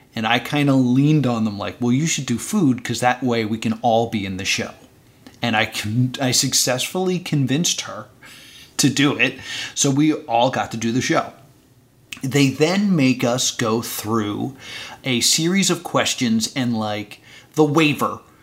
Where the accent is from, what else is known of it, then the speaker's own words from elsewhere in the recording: New Jersey, United States; I'm from New Jersey